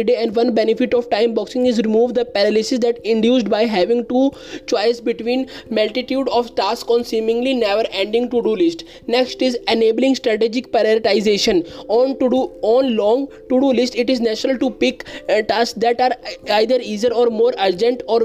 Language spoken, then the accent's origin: English; India; I am from India